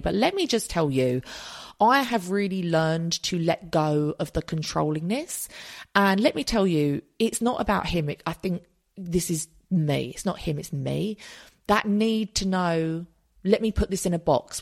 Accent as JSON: {"language": "English", "country": "United Kingdom", "said": "we're British"}